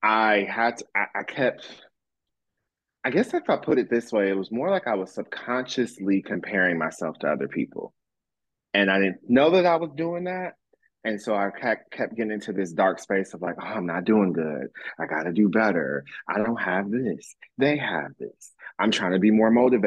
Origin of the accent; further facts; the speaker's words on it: Michigan, United States; moved away as an adult; now in Jacksonville, United States; I'm from Michigan